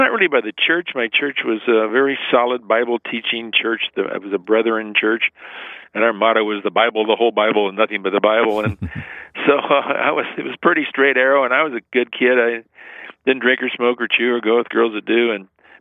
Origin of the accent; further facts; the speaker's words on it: Winona Lake, Indiana, United States; also born or lived in Ohio; I was born in Ohio, but I grew up in a very Christian little town, which people in the Midwest, if they're over 50 or 60, certainly know. Winona Lake, Indiana